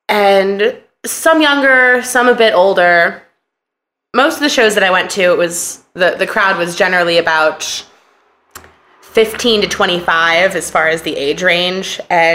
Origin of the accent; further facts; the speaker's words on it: Portland, Oregon, United States; also born or lived in San Francisco, California; I grew up in Portland, Oregon, for the most part. I was born in San Francisco, but my family moved to Portland when I was very young.